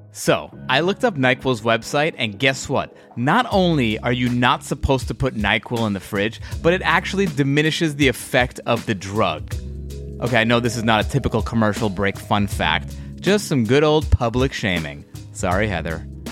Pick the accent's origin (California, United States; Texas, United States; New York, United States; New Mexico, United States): New York, United States; As a New Yorker